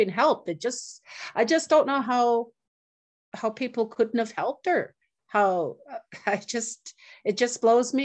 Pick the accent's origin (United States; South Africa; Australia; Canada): Canada; Northern Saskatchewan; I'm from Muscadet First Nation, Northern Saskatchewan, Treaty 6 territory